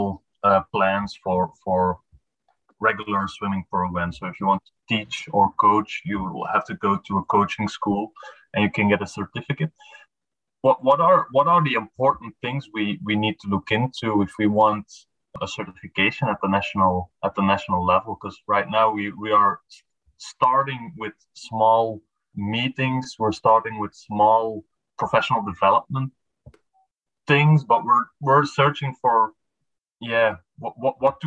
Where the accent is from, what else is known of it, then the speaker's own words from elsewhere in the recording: Belgium; I'm from Belgium, so it's quite getting late here.